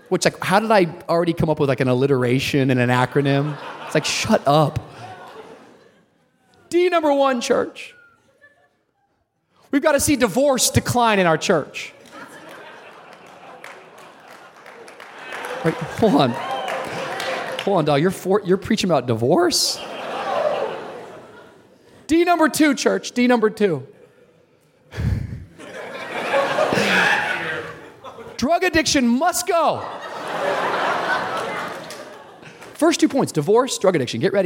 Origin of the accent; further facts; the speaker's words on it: Miami, Florida, United States; also born or lived in Tacoma, Washington; All the way from Tacoma, Washington, the suburbs, into the inner city of Miami